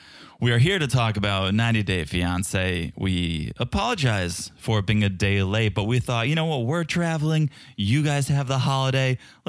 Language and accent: English; Czechia; accent: Czech; English is a second language; So if it sounds a little bit different, yes, it's my Czech accent, but it's also probably the acoustics of this room.